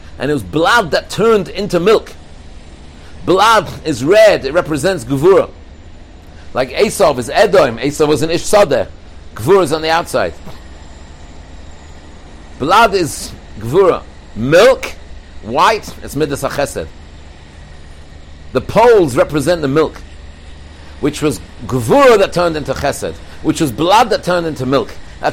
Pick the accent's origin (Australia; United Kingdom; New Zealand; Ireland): United Kingdom; England; I'm from England